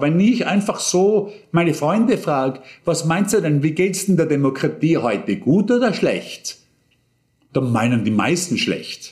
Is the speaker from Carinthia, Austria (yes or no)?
no; Bregenz, Vorarlberg, Austria; in Bregenz nicht viel anders, äh, wo ich aufgewachsen bin